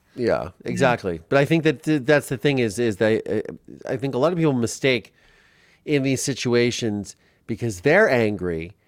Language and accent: English; Ohio, United States; I grew up in Ohio